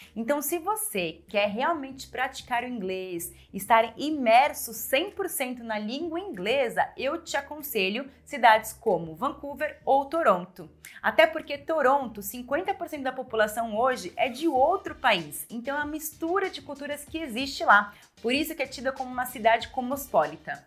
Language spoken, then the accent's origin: Portuguese; Brazil; nós brasileiros